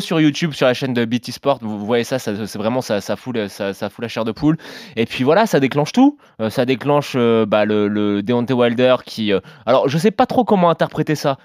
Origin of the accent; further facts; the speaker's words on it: France; quand on est français